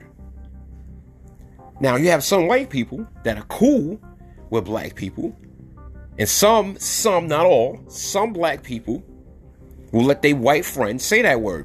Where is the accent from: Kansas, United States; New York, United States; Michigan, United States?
New York, United States; New York City; I'm from New York City